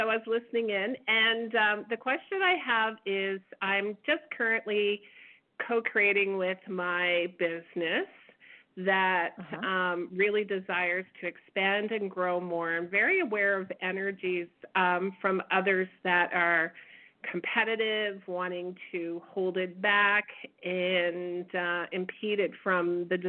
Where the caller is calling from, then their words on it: Edmonton, Alberta, Canada; Hi, this is … from Edmonton.